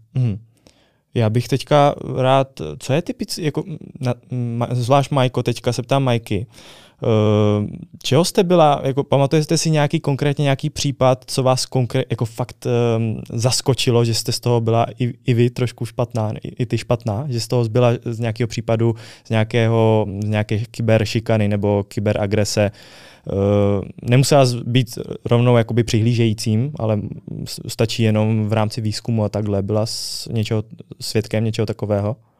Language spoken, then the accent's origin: Czech; Brno, South Moravian Region, Czechia; u nás v Brně